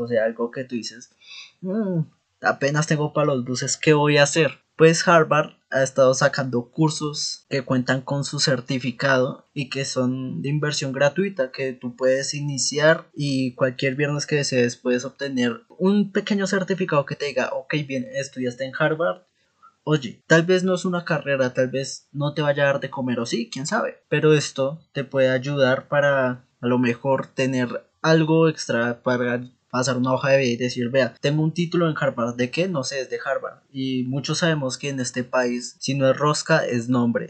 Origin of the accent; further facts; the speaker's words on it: Bogotá, Colombia; siendo rolo, como es mi caso